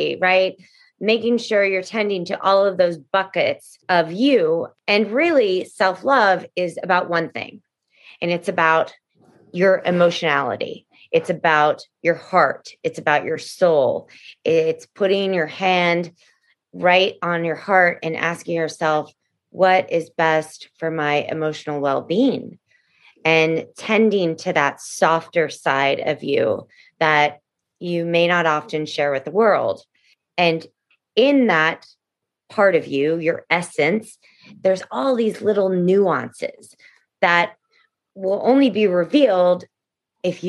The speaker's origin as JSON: {"language": "English", "town": "Houston", "region": "Texas", "country": "United States", "tie": "born or raised there", "also_born_or_lived": "New York", "moved": "yes", "lives_now": "Los Angeles, United States", "said": "really my heart is Texan and I grew up in Houston, Texas"}